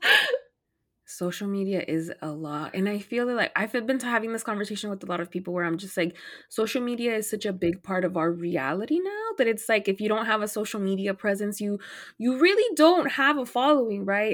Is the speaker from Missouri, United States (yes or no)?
no; Dallas, Texas, United States; I'm from Dallas